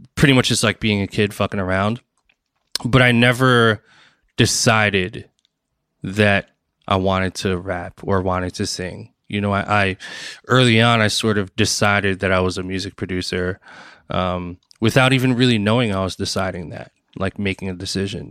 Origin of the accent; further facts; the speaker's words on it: Bloomfield, New Jersey, United States; also born or lived in Newark, New Jersey; I was born and raised in New Jersey, um, Newark, New Jersey, and, um, and then most of my childhood, I was in Bloomfield, New Jersey